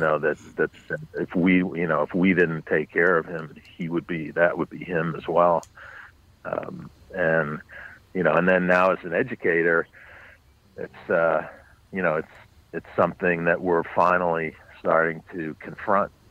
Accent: New York City, New York, United States; I grew up on the Upper West Side, um, but north of 96th Street

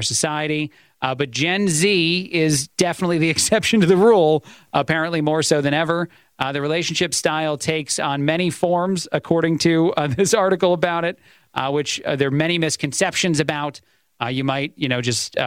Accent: East Coast, United States; I'm an Italian. I'm from the East Coast

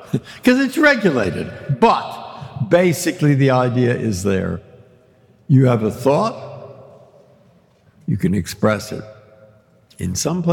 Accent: San Francisco, California, United States; I grew up in San Francisco.

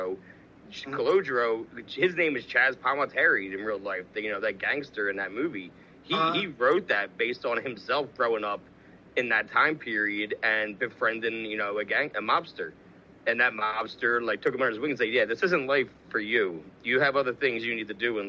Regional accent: outside Camden, New Jersey, United States; also born or lived in Los Angeles; We grew up right outside of Camden, New Jersey.

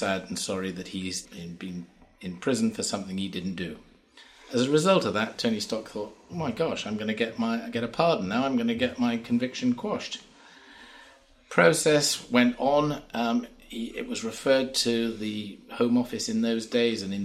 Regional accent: Shropshire, West Midlands, United Kingdom; also born or lived in Hereford / Newport; now in Crickhowell, United Kingdom; I was born in Hereford, grew up in Shropshire, spent some time in Newport, and now live in Crickhowell

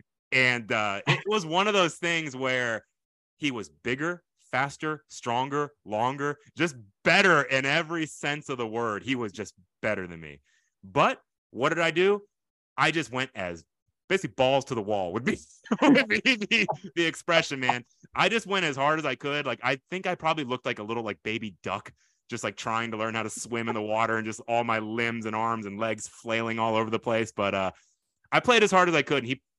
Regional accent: Tokyo, Japan; born there; but I was not born in this country, but it's not Poland like you might think. I was born in Tokyo, Japan.

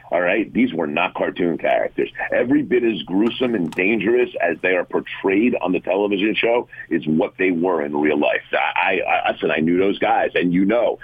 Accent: West Orange, New Jersey, United States; I grew up in West Orange. I graduated from West Orange High School

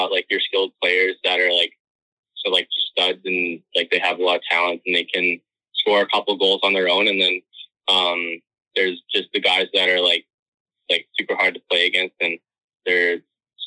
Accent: Calgary, Alberta, Canada; I'm from Calgary

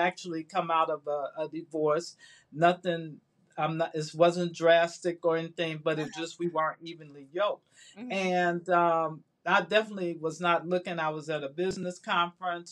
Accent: Chicago, Illinois, United States; moved away as an adult; now in Atlanta, United States; I was in Chicago, my hometown

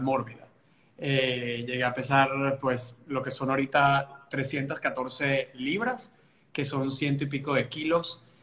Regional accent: Maturín, Monagas, Venezuela; moved away as an adult; now in United States; somos cuatro, somos eh, pues cuatro niños, nacimos en Maturín, Venezuela

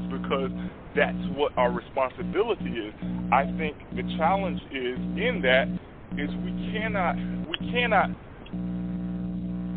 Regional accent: Miami, Florida, United States; I grew up in Miami

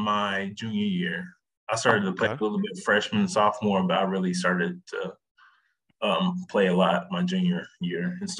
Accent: Paducah, Kentucky, United States; I was born and raised in Paducah, Kentucky. It's a really small town out in western Kentucky.

